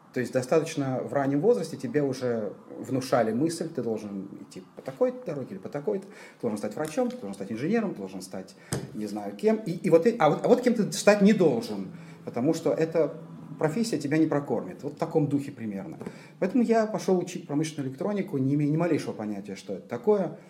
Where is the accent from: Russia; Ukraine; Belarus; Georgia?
Georgia; Tbilisi; moved away as an adult; now in Israel; Родился я и до 18 лет жил в Тбилиси